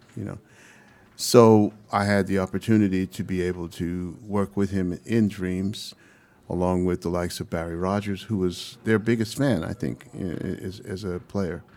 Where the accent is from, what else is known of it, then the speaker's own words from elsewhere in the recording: Panama; also born or lived in Brooklyn, New York, United States; now in United States; I'm from Panama.